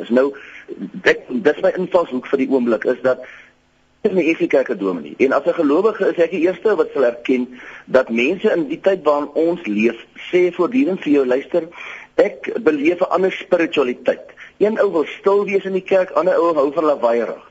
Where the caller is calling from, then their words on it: Potchefstroom, North West, South Africa; Ek is hier van Potchefstroom se wêreld en ek wil graag net 'n insig lewe ter wille van perspektief.